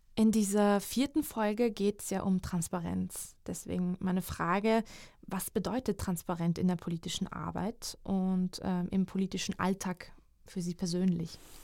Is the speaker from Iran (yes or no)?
no; Georgia; moved away; also born or lived in Hungary; in meinem Heimatland